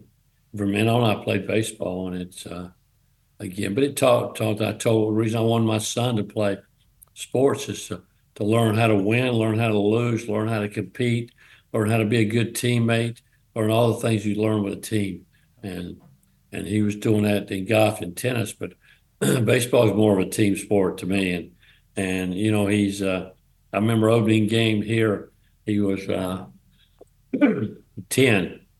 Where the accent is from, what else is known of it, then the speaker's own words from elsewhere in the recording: North Carolina, United States; also born or lived in Evansville, Indiana; I'm a Southern guy. I'm from North Carolina